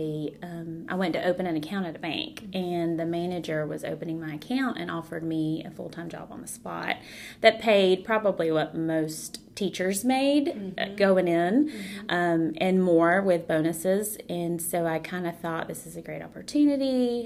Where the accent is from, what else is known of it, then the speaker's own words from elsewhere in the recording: Georgia, United States; also born or lived in Mexico / Texas / Gainesville, Georgia; when I turned 8, we moved to Georgia.